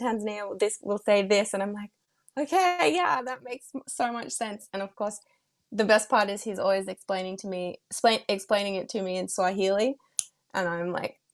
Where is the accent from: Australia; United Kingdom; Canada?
Australia; I'm moved back home to my hometown